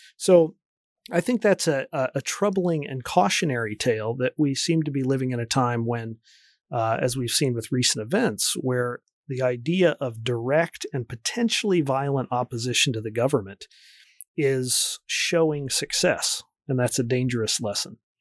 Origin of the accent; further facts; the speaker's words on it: United States; moved away as an adult; also born or lived in Oregon / Colorado / Michigan; I grew up near Washington, D C